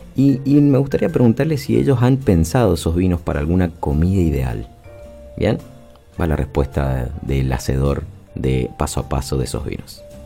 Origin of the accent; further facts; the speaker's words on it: Mendoza, Argentina; somos mendocinos